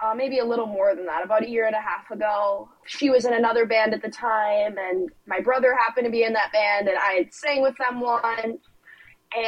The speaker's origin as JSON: {"language": "English", "town": "Mound", "region": "Minnesota", "country": "United States", "said": "I am from Mound, Minnesota, and I am a country singer."}